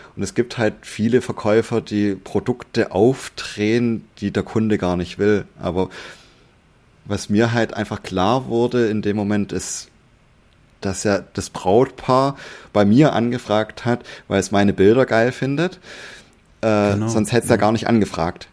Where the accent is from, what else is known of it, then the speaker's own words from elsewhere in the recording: Swabia, Germany; ich bin auch Schwabe